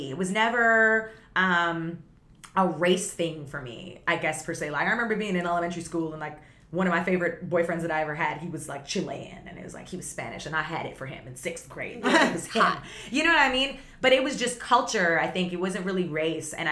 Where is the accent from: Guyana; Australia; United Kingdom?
Guyana; I come from Guyana, where my family comes from Guyana